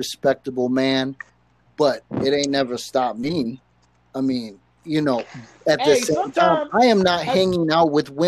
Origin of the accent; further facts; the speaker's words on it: Detroit, Michigan, United States; Culturally, I'm from Detroit